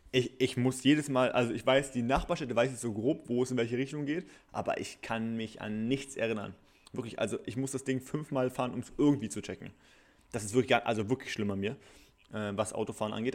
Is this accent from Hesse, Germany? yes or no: no; Bielefeld, North Rhine-Westphalia, Germany; bei uns in Bielefeld